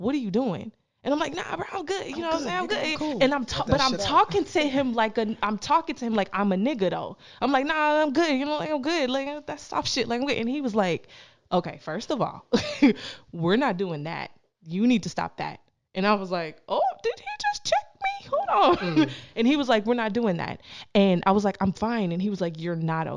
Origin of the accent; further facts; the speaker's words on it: Canada; growing up in Canada